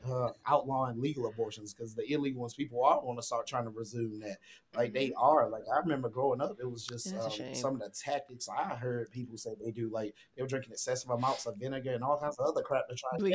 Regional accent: South Carolina, United States; I'm from South Carolina. This is my first time leaving from South Carolina going down through Atlanta.

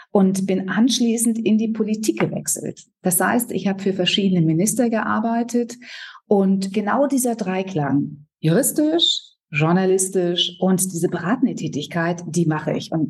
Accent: Berlin, Germany; ich komme aus Berlin, bin hier geboren

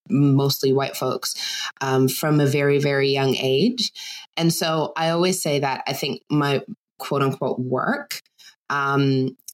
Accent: Germany; and I grew up in Germany. I spent most of my time there. My dad was US military.

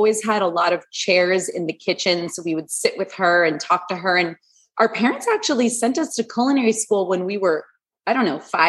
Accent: Los Angeles, California, United States; And we grew up in Sherman Oaks, California. We're Valley girls

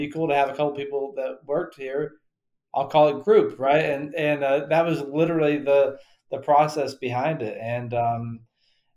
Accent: Western North Carolina, United States; I grew up in Western North Carolina

